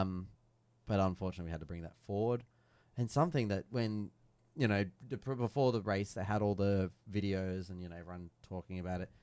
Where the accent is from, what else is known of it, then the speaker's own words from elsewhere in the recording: Australia; As an Aussie